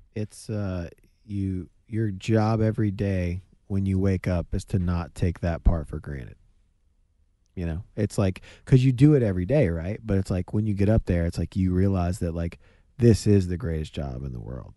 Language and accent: English; the South, United States; we're from the South